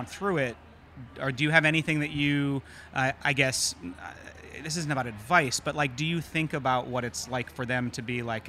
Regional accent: the North, United States; growing up in the North and having parents who were activists.

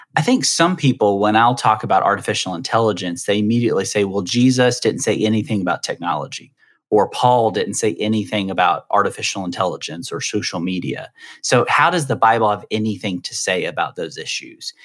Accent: the South, United States; I'm from the South, so I always say dresser

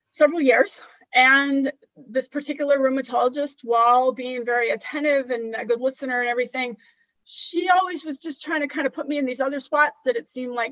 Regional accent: California, United States; also born or lived in Washington; now in Florida, United States; I grew up in California and I lived in Washington state like you for some time and now I'm in Florida.

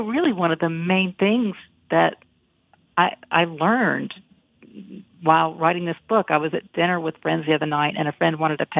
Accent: Galax, Virginia, United States; moved away; Galax, my hometown

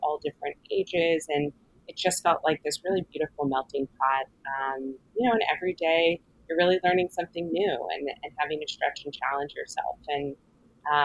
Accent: Los Angeles, California, United States; moved away as an adult; also born or lived in Philadelphia; now in New York, United States; I'm born and raised in Los Angeles, sort of one of the rare second generation locals

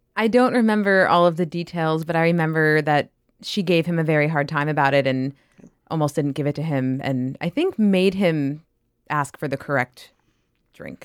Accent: New York, United States; I grew up in New York

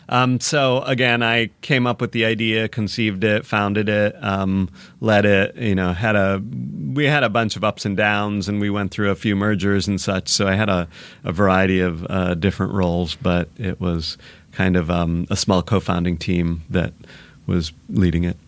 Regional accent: Michigan, United States; also born or lived in Seattle; now in Los Angeles, United States; I grew up in Michigan, but I was in Seattle a long time

